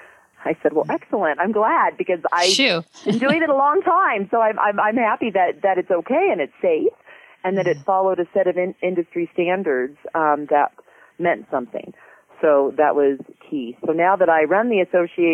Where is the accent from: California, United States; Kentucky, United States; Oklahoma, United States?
California, United States; Southern; I grew up in Southern California